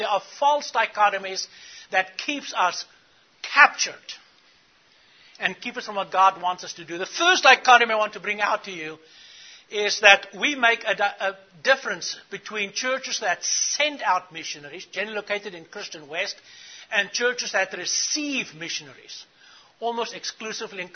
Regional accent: South Africa; I grew up in South Africa.

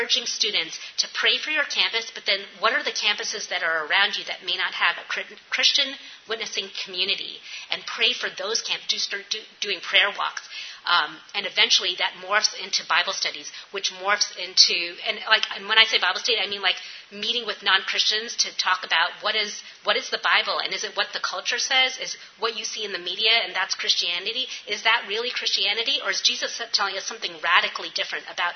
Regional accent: New York, United States; now in Appalachia, United States; I'm from New York

